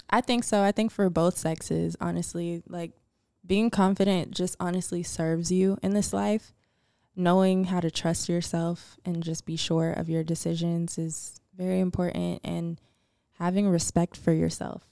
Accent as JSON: {"language": "English", "town": "Atlanta", "region": "Georgia", "country": "United States", "said": "I'm from Atlanta."}